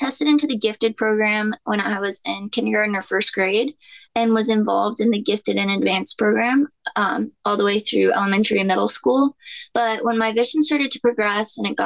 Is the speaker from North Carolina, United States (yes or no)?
yes; Charlotte, North Carolina, United States; I was born in Charlotte, North Carolina